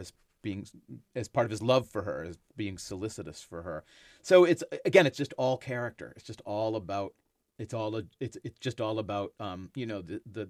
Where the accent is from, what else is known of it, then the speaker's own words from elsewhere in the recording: Enon, Massachusetts, United States; Enon is the colonial name for the town I grew up in on the North Shore of Boston.